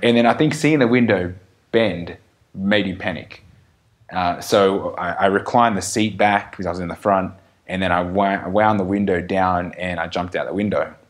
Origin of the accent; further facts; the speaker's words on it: Australia; we're still Australian